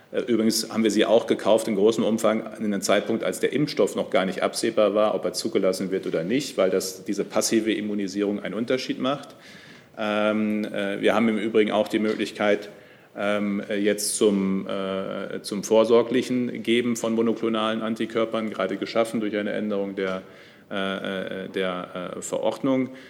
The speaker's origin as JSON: {"language": "German", "country": "Germany", "said": "auch die Bundesländer Nordrhein-Westfalen und Niedersachsen ja auch ähm, ich komme ja selbst aus der Region."}